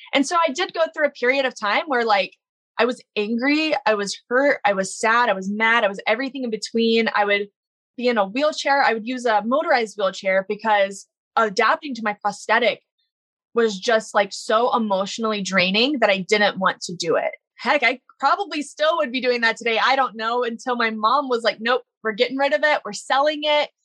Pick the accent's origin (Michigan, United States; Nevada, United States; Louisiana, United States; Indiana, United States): Louisiana, United States; Baton Rouge; I grew up in Baton Rouge, Louisiana